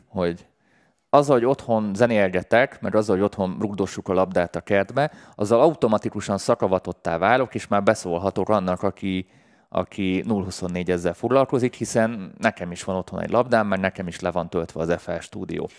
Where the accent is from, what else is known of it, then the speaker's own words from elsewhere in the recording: Budapest, Hungary; én budapesti vagyok